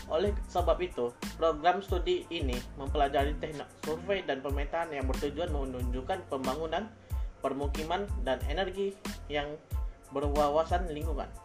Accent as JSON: {"language": "Indonesian", "town": "Pekanbaru", "region": "Riau", "country": "Indonesia", "said": "Saya berasal dari Pekanbaru"}